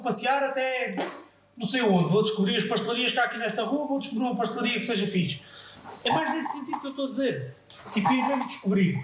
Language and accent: Portuguese; Margem Sul, Portugal; nós que somos da Margem Sul